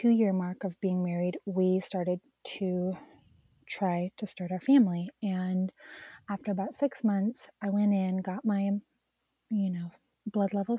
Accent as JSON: {"language": "English", "region": "Alberta", "country": "Canada", "tie": "born or raised there", "also_born_or_lived": "Virginia Beach", "moved": "as an adult", "lives_now": "Texas, United States", "said": "I grew up in Alberta. It's about maybe an hour from Banff National Park."}